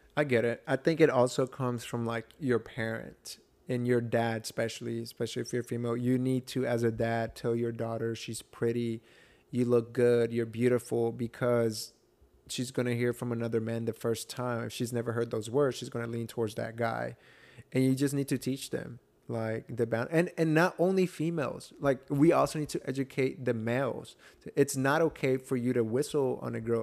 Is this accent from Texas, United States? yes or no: no; Atlanta, Georgia, United States; I was raised in Atlanta